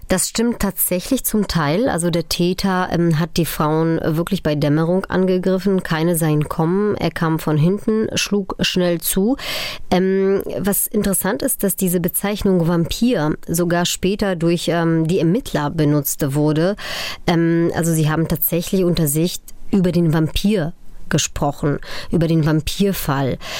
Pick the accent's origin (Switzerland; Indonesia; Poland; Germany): Poland; Upper Silesia; Ich bin 1983 äh, in Oberschlesien äh, geboren